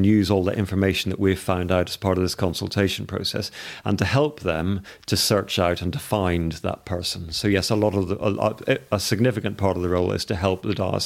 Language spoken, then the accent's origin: English; Northern Ireland, United Kingdom; I grew up in Northern Ireland